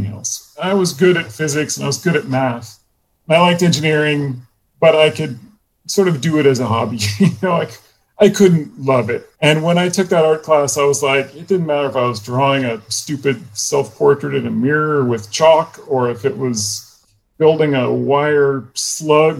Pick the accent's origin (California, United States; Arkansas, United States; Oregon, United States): Oregon, United States; Portland; I grew up in Portland, Oregon